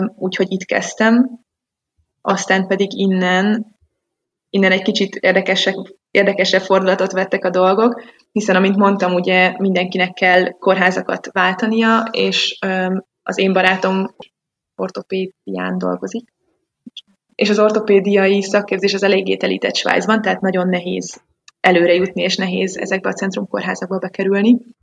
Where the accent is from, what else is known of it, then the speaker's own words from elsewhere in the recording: Budapest, Hungary; moved away as an adult; now in Switzerland; én Budapestről jövök, és 25 éves koromig mindent ott csináltam